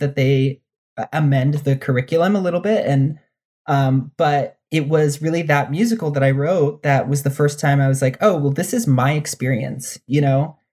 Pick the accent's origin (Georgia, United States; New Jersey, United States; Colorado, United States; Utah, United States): New Jersey, United States; also born or lived in New York / Dominican Republic (ancestry); I grew up in New Jersey